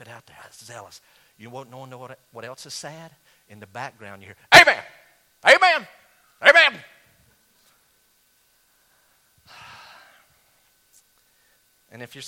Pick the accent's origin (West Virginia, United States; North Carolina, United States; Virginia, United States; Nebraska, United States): North Carolina, United States; Western; I was raised in Western North Carolina in the 1970s and 80s, all right, in the country